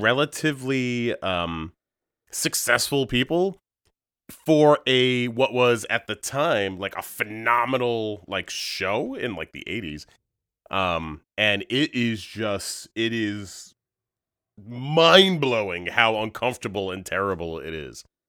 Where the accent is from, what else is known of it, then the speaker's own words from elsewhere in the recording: Long Island, New York, United States; moved away as an adult; Born and raised on Long Island